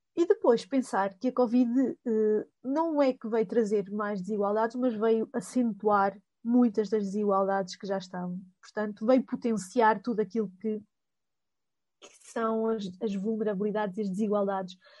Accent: Coimbra, Centro, Portugal; accent: Coimbra; este meu sotaque eh, de Coimbra

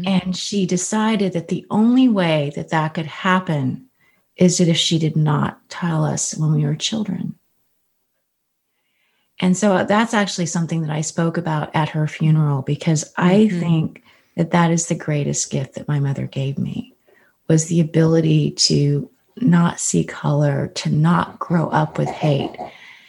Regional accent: California, United States; I grew up in California

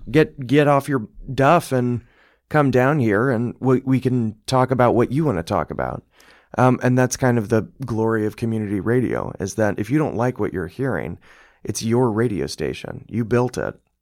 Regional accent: Bloomington, Indiana, United States; I'm from here, I'm from Bloomington.

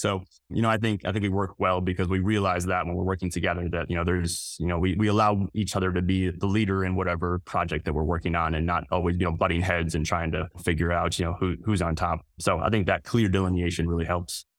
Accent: North Central West Virginia, United States; I grew up in North Central West Virginia

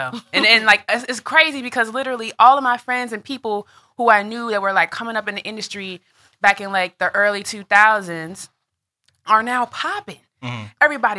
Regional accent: Chicago, Illinois, United States; I am originally from Chicago, Chi-Town in the building.

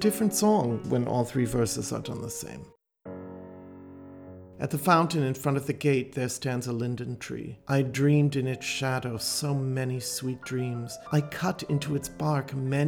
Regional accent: United States; I'm an American, but I grew up knowing some of these songs

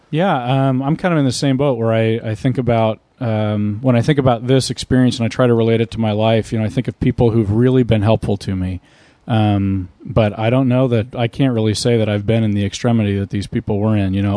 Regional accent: Oklahoma, United States; I'm from Oklahoma

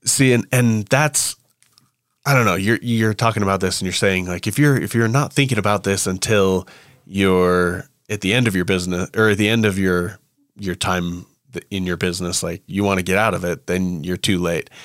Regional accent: United States; I'm an American

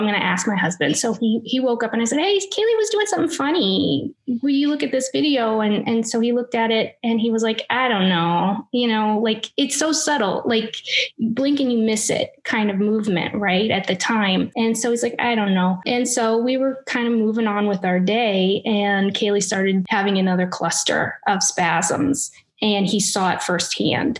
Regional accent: Indiana, United States; moved away as an adult; now in St. Augustine, United States; I was born and raised in Indiana

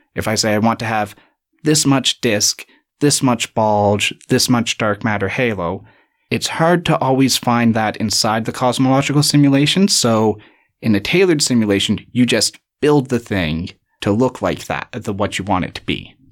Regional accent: Canada; accent: lack of an accent; moved away as an adult; now in Cape Town, South Africa; I'm from Canada. You might be able to tell by my lack of an accent, uh, or what I believe is a lack of an accent.

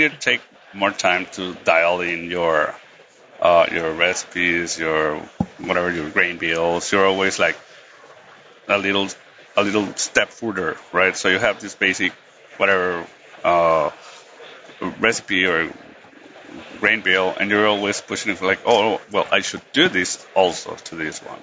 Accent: Tijuana, Baja California, Mexico; I'm a homebrewer from Tijuana

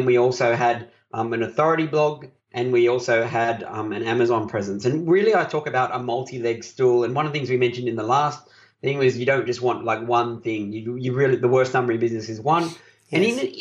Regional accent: Australia; I'm an Aussie

